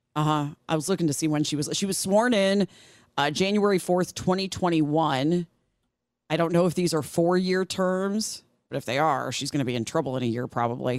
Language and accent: English; Illinois, United States; Illinois, my home state here